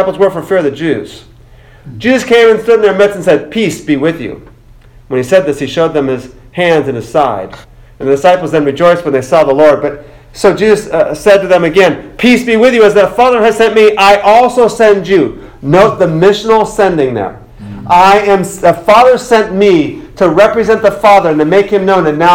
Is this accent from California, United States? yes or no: no; Boston, Massachusetts, United States; I'm from Boston